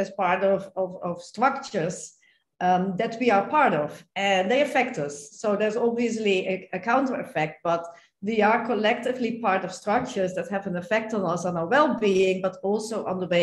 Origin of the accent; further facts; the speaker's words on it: Netherlands; I am from the Netherlands